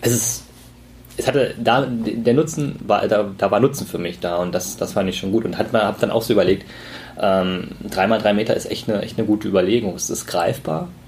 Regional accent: East Germany, Germany; als Ossi

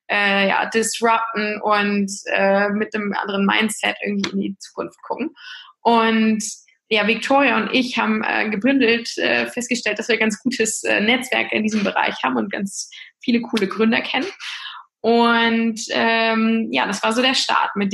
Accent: Lower Saxony, Germany; ich bin 37 Jahre alt, äh, komme äh, aus dem hohen Norden, ich bin Ostfriesin

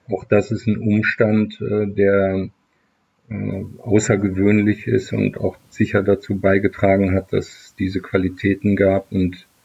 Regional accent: Leverkusen, North Rhine-Westphalia, Germany; wir haben in meiner Heimatstadt äh, Leverkusen Chemie, Physik und auch äh, Biologieunterricht

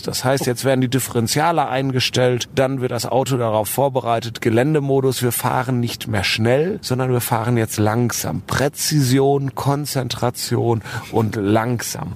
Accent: Cologne, North Rhine-Westphalia, Germany; als Kölner

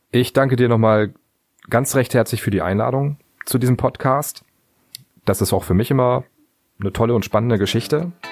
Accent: Cuxhaven, Lower Saxony, Germany; weil Cuxhaven ist mein Heimatort und auch der Ort, in dem ich wohne.

